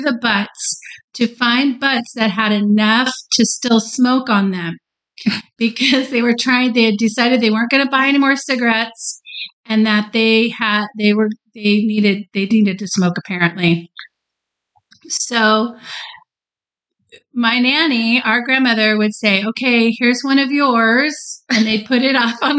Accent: Texas, United States; we're from Texas

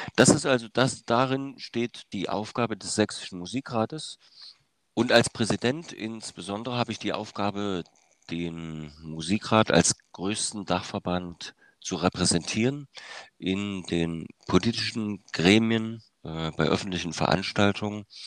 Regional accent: Germany; in der DDR äh, aufgewachsen und sozialisiert

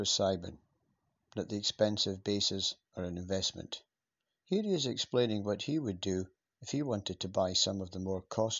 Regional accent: Scotland, United Kingdom; moved away; also born or lived in England; Growing up in Scotland, golf, like most kids, was my second sport. I played with working class kids at working class clubs. But moving to England

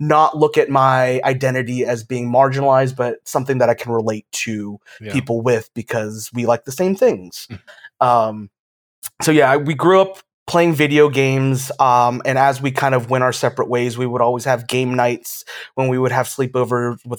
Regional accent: Georgia, United States; now in Florida, United States; I'm originally from Georgia

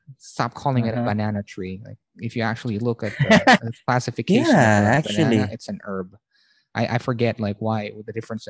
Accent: Baguio, Cordillera Administrative Region, Philippines; I'm from Baguio, and it's just part of being from that region in Manila, in the Philippines.

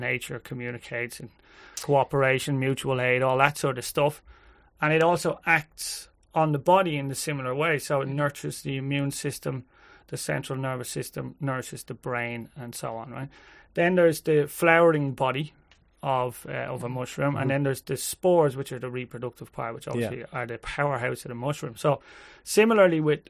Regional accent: Ireland; We're Irish

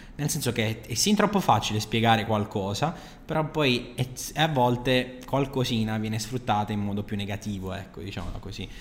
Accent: Bari, Apulia, Italy; moved away as an adult; also born or lived in Naples; sono di Bari, mi sono trasferito in un'altra città

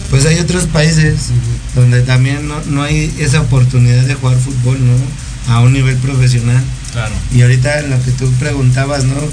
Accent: Durango, Mexico; de Durango.

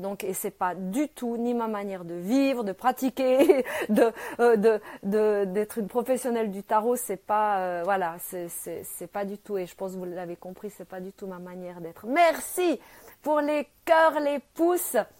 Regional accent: Switzerland; je suis née euh, en Suisse, euh, là, je suis à Genève

